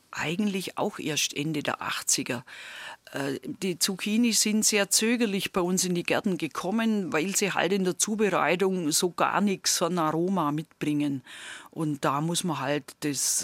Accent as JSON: {"language": "German", "area": "near Gundremmingen", "region": "Bavaria", "country": "Germany", "tie": "born or raised there", "also_born_or_lived": "Lower Franconia", "accent": "Swabian", "moved": "yes", "said": "bei uns in der Nähe, wo ich aufgewachsen bin, steht ja in Sichtweite das Atomkraftwerk Gundremmingen"}